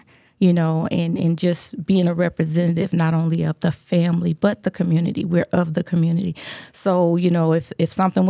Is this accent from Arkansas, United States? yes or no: yes; Arkansas, United States; You know, I grew up in Arkansas, Southern.